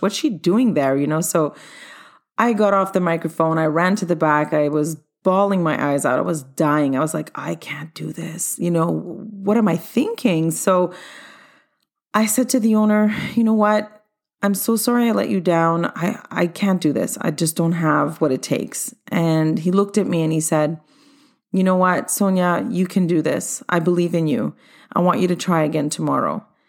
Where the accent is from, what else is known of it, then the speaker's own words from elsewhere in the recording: Montreal, Quebec, Canada; also born or lived in London, England / Cyprus (ancestry); Came to Canada at age four and have stayed here in Montreal since then